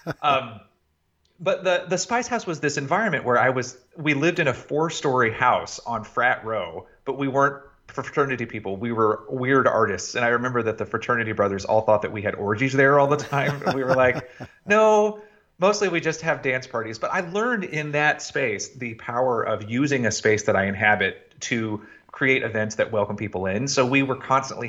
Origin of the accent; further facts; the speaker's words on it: Chattanooga, Tennessee, United States; I was born in Chattanooga, Tennessee, and was quickly enamored of the youth community theater there